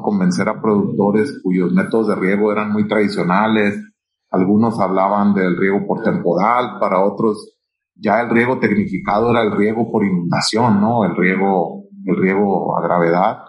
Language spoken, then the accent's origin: Spanish; Culiacán, Sinaloa, Mexico; Yo soy de Culiacán y allá es donde tenemos una de las oficinas más, más importantes